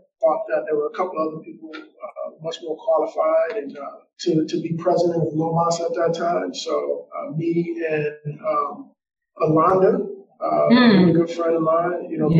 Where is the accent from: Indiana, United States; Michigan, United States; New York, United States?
Michigan, United States; Detroit; also born or lived in Ypsilanti; But really, I'm from Detroit by way of Ypsilanti.